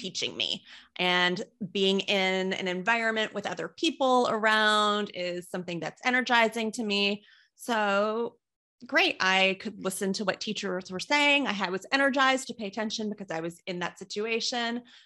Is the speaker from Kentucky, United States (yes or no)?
yes; Kentucky, United States; moved away; I wasn't a big fan of the town where I grew up in, and I don't mean to knock it for anyone who has stayed there, but I was in a small city in Kentucky